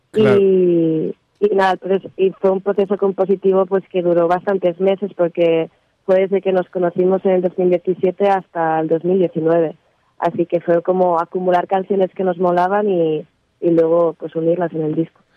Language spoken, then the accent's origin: Spanish; Barcelona, Catalonia, Spain; yo soy de Barcelona